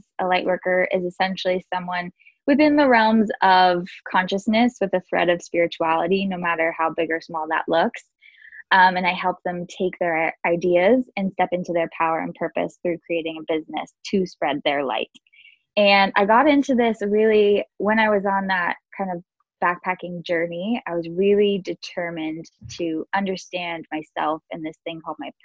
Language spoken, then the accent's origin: English; Seattle, Washington, United States; moved away as an adult; also born or lived in Texas; now in Maui, United States; grew up in Seattle